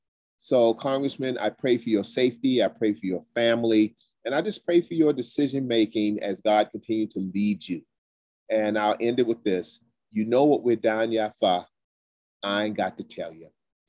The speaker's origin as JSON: {"language": "English", "region": "South Carolina", "country": "United States", "said": "I'm from South Carolina, Geechee's former slaves."}